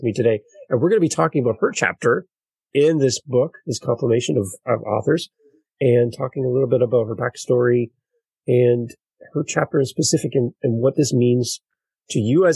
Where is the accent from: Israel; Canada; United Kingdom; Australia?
Canada; us Canadians